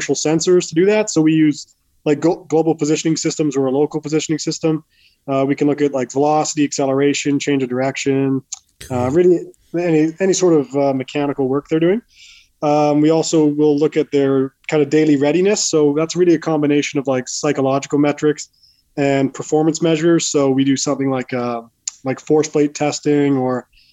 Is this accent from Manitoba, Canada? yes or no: yes; Winnipeg, Manitoba, Canada; moved away as an adult; also born or lived in Montreal; now in New Jersey, United States; I grew up in Winnipeg, born and raised in Winnipeg. Lived there for most of my life anyway.